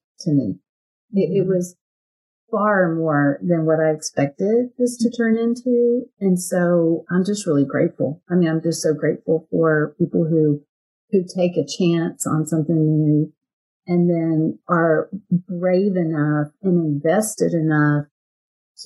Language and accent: English; Texas, United States; You can tell I'm from Texas, right? I say y'all